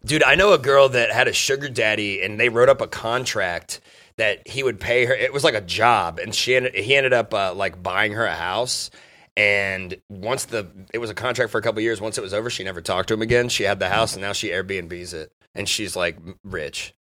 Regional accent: Dayton, Ohio, United States; I'm from Dayton

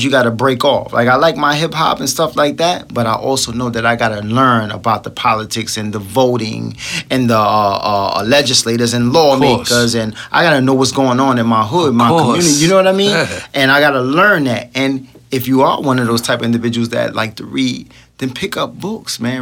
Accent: New York City, New York, United States; I'm just from Brooklyn.

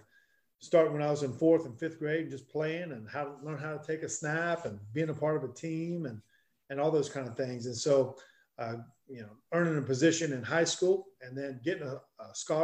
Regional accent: Black Mountain, North Carolina, United States; when I grew up in Black Mountain, North Carolina at Owen High School

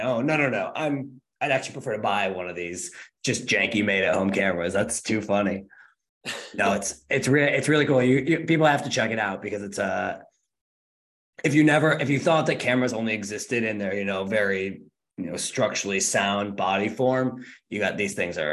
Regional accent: Rochester, New York, United States; moved away; I'm from Rochester, New York, which is like the home of film photography

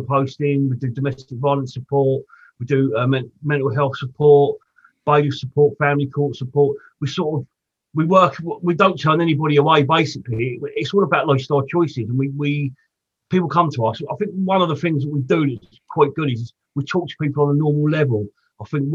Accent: Portsmouth, South East England, United Kingdom; I grew up in Portsmouth.

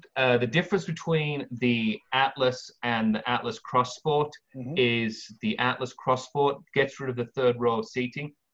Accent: England, United Kingdom; now in California, United States; I'm an Englishman

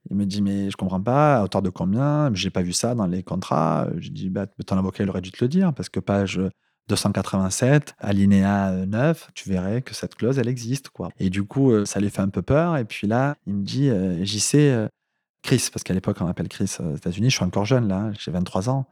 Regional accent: south of France, France; accent: southern French; comme tu l'as peut-être reconnu à mon accent, je viens du, sud de la France.

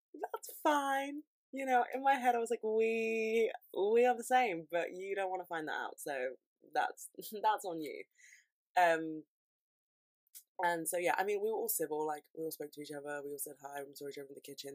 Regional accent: London, United Kingdom; I'm from London

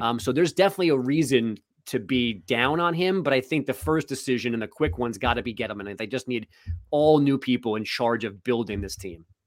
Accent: New York City, New York, United States; I'm from Queens

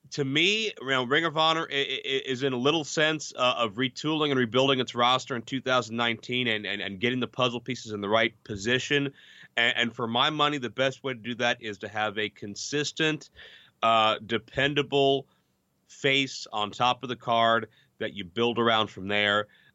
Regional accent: Pittsburgh, Pennsylvania, United States; my hometown of Pittsburgh

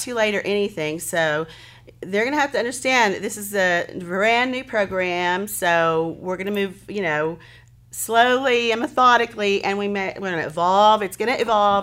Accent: Hennessey, Oklahoma, United States; moved away as an adult; I'm thrilled to be back in my hometown

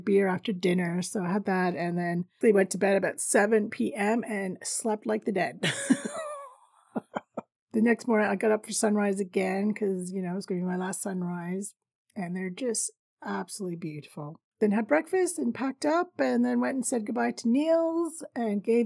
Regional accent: Canada; I'm Canadian

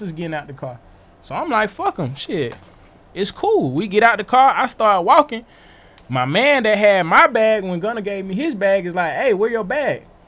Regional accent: Atlanta, Georgia, United States; I'm from Atlanta.

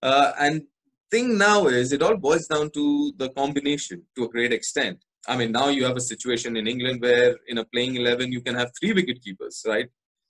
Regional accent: Kolkata, West Bengal, India; born there; because I was born here in Calcutta, so I qualify to play for Bengal

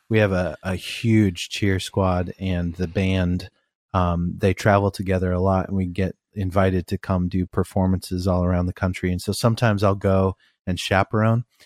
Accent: Albany, Oregon, United States; also born or lived in East Coast, United States; I grew up in Albany, Oregon

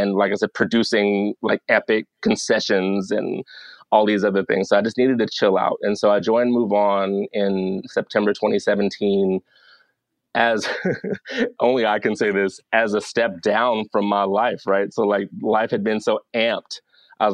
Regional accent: the South, United States; So thank God I was raised in the South, because I got like manners by default.

